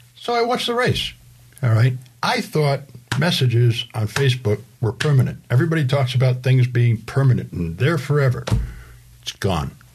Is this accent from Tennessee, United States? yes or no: no; Rhode Island, United States; moved away; the home I grew up in in Rhode Island